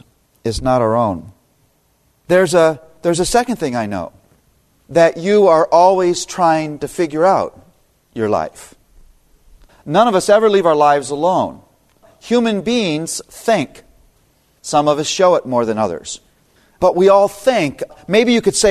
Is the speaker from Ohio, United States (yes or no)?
yes; Toledo, Ohio, United States; now in Philadelphia, United States; born and raised in Toledo, Ohio